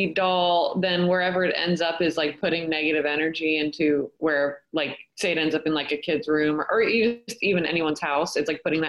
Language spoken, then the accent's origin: English; Maryland, United States; I'm from Maryland, and that's how some Marylanders speak.